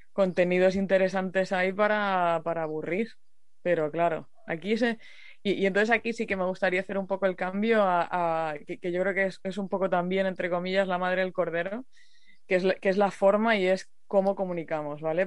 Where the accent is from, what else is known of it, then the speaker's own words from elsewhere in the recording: Murcia, Region of Murcia, Spain; yo soy de Murcia. Y, y cuando era pequeña tuvimos varias de las sequías